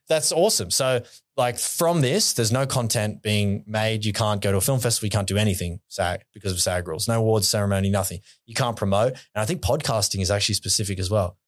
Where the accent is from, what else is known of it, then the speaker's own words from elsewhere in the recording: Hawkesbury River, New South Wales, Australia; grew up on, like, on the Hawkesbury River